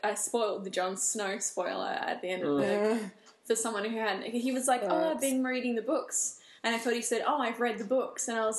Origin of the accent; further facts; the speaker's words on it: Perth, Western Australia, Australia; I'm from Perth